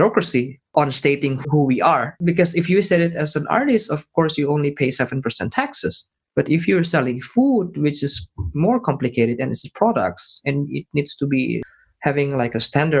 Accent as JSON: {"language": "English", "country": "Indonesia", "moved": "yes", "said": "I'm from Indonesia"}